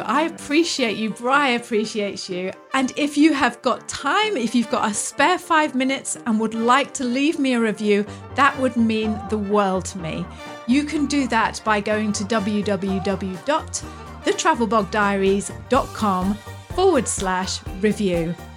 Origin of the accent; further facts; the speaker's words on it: United Kingdom; British people, or me anyway